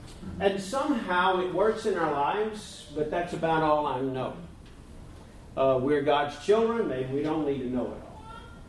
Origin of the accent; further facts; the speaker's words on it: a little town outside of Nashville, Tennessee, United States; now in Reno, United States; I was raised in the Church of Christ, about as mainstream as you can get, a little town outside of Nashville, Tennessee.